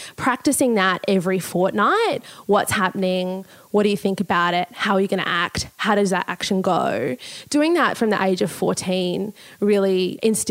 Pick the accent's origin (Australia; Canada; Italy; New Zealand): Australia; Port Pirie, South Australia; also born or lived in Whyalla, South Australia; now in Gladstone, Australia; when I was 8 years old, I moved to Port Pirie, which is across the other side